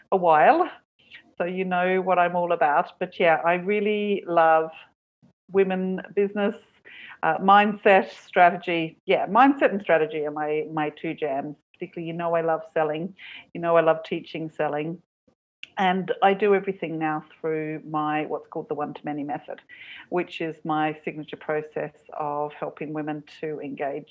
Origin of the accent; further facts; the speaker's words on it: Perth, Western Australia, Australia; moved away as an adult; also born or lived in Sydney, Australia; now in Cork, Ireland; My hometown was Perth, 3,000 miles away